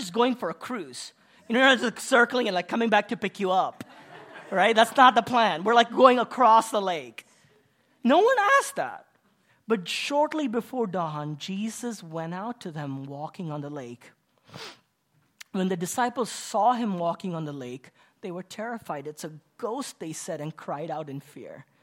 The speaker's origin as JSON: {"language": "English", "country": "Kuwait", "tie": "born or raised there", "also_born_or_lived": "India", "moved": "as an adult", "said": "I'm Indian, but I was born and raised in Kuwait"}